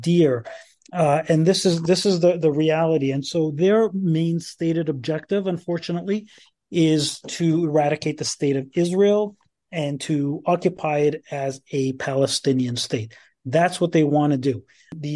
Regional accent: Canada; as Canadians

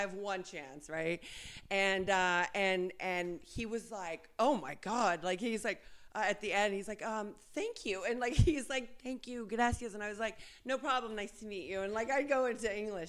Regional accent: West Covina, California, United States; also born or lived in Argentina; I'm a girl from like dirt roads and donkeys in Argentina, and I grew up in West Covina here in mm-hmm. San Gabriel Valley

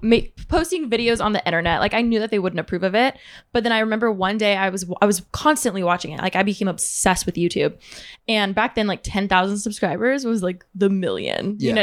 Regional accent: Moreno Valley, California, United States; Moreno Valley, California.

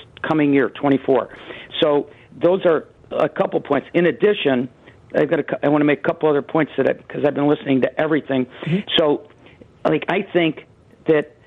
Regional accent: Chicago, Illinois, United States; I'm from Chicago

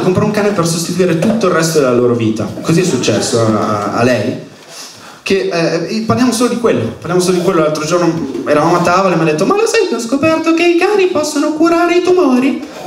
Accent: Milan, Lombardy, Italy; accent: Milanese

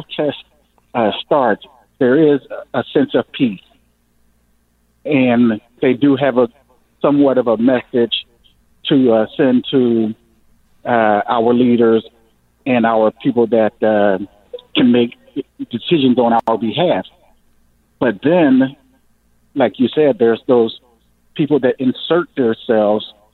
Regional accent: United States; I'm an American

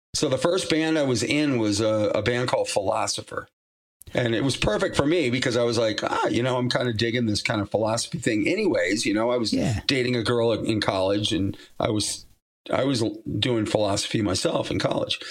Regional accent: Massachusetts, United States; moved away; I'm from Massachusetts originally

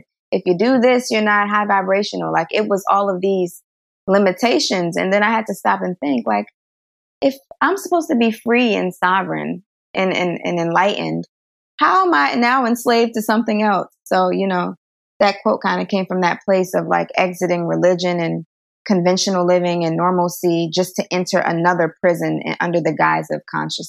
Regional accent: Bronx, New York, United States; also born or lived in New Jersey; I was born in New Jersey. I don't remember any of that. And then we moved to the Bronx, and that's where I lived for the first few years of my life.

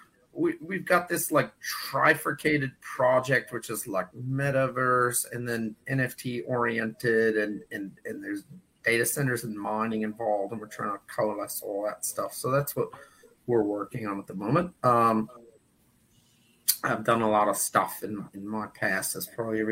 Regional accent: New York City, New York, United States; now in New Zealand; I was born and raised in the Bronx in New York

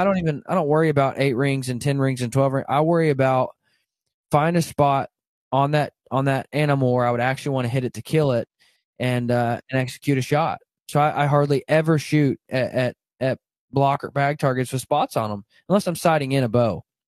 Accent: Arkansas, United States; now in Kansas, United States; I grew up in Arkansas, and, uh, now I live in Kansas

